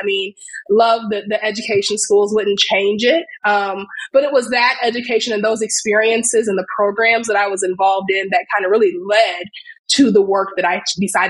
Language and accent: English; South Bend, Indiana, United States; moved away as an adult; also born or lived in Bloomington, Indiana; now in South Carolina, United States; I was the typical person who grew up in a smaller town, South Bend, Indiana